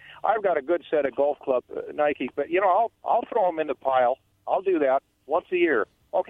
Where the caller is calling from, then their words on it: Umatilla, Oregon, United States; … Umatilla.